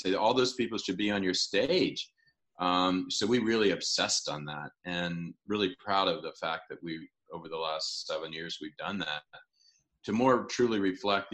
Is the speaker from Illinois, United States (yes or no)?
yes; Illinois, United States; I'm from Illinois